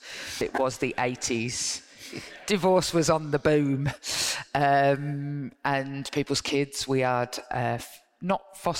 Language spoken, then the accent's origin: English; Birmingham, West Midlands, United Kingdom; I grew up in Kingsheath.